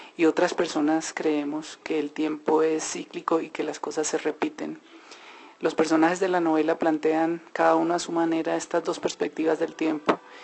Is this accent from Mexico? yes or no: no; Colombia; nosotros como colombianos